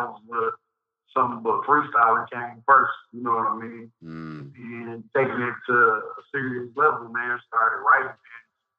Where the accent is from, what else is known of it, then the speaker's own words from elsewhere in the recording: Saginaw, Michigan, United States; also born or lived in Cincinnati, Ohio; Man, I'm from Saginaw, Michigan, man. You already know, born and raised